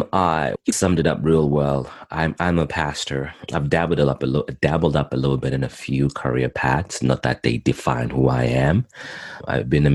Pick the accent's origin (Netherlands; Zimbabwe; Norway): Zimbabwe; also born or lived in Montreal, Canada; now in Edmonton, Canada; I was born in Zimbabwe, Southern Africa, and I came to Canada in 2001